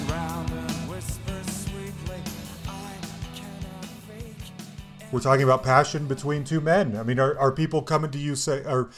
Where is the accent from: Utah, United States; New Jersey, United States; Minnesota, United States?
Utah, United States; Salt Lake City; I grew up in Salt Lake City, Utah